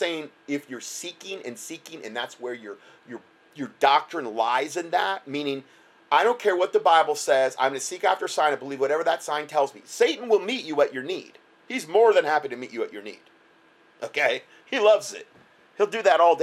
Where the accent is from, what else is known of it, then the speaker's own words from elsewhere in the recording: United States; moved away; in my hometown, there was like 140 chiropractors in Lee County